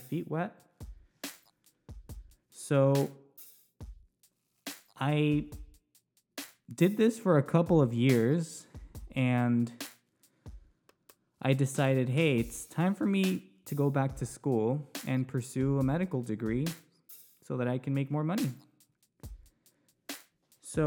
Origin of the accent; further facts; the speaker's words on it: Newbury Park, California, United States; also born or lived in Ventura, California; I was born and raised in Ventura County, specifically Newbury Park. That's where I grew up.